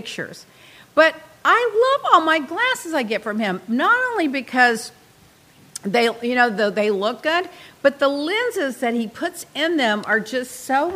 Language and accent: English; Texas, United States; also born or lived in Dallas / Puerto Rico / Miami; I'm from Texas. I live in Dallas